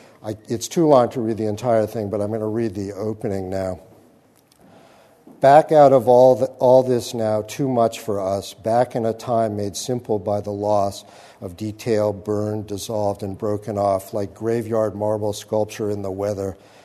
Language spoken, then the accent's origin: English; New England, United States; and I sort of inhabited that growing up in New England